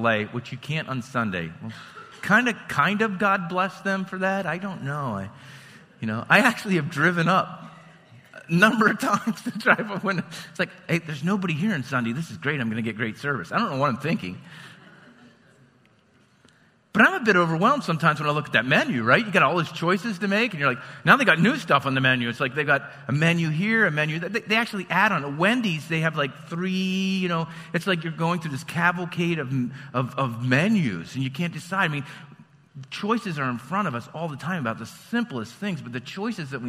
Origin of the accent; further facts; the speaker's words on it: Lewistown, United States; I'm from Lewistown.